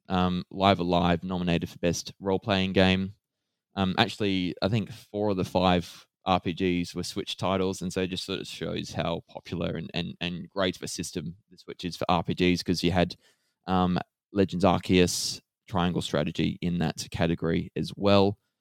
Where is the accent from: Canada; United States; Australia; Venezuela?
Australia; as an Australian